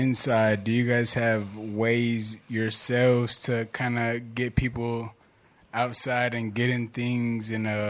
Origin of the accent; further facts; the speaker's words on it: Atlanta, Georgia, United States; from Atlanta.